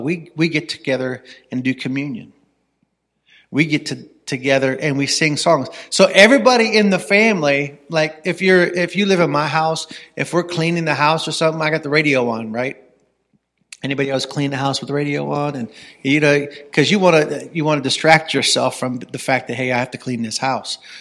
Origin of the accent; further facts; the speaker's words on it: Ravenna, Ohio, United States; I grew up in Ravenna. I went to Ravenna High School.